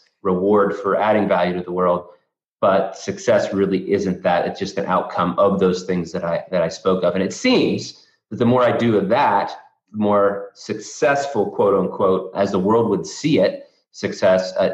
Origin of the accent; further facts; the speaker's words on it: north of Pittsburgh, backcountry Pennsylvania, United States; I grew up in backcountry Pennsylvania, is what I like to call it, but north of Pittsburgh